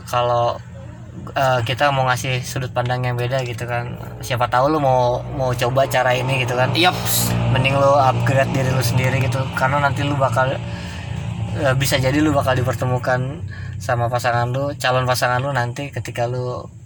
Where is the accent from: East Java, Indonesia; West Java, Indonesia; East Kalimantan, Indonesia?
West Java, Indonesia; Bogor; kedua gue anak Bogor